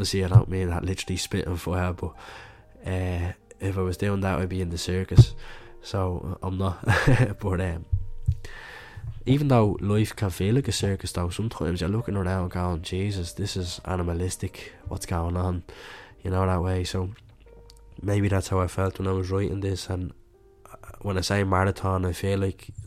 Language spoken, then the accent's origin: English; Dublin, Leinster, Ireland; growing up in Catholic Dublin or Catholic Ireland, you're growing up with religion